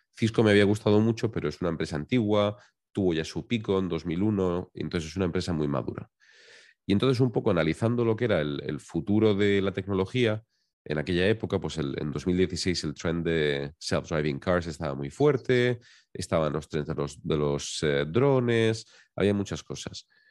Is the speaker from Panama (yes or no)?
no; Valencian Community, Spain; yo soy valenciano, soy de, un pequeño pueblecito que está en la costa del Mediterráneo